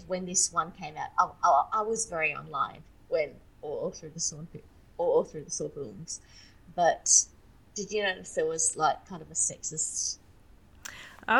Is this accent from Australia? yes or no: yes; Australia; accent: Australian; I'm Australian, obviously from my accent, but also I am Asian.